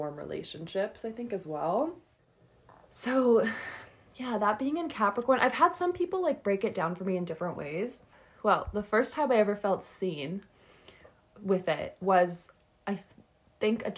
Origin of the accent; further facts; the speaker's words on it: Calgary, Alberta, Canada; I was born on February 18th, 1995 in Calgary, Alberta, at 10:17 in the morning